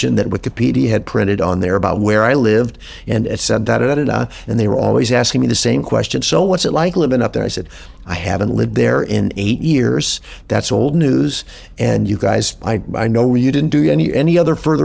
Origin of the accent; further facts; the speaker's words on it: Midwest, United States; moved away; also born or lived in Los Angeles; I grew up in the Midwest